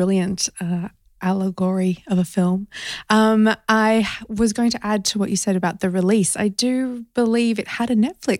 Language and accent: English; Australia; now in London, United Kingdom; I'm an Australian living in London